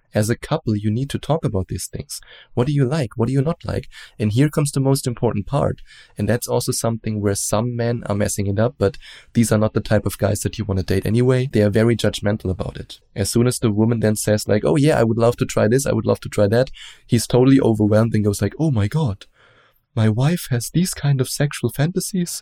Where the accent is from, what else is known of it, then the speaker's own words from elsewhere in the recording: Germany; accent: German; English is a second language; as you probably hear from my accent, I'm German. And we Germans, we are raised in a very open-minded way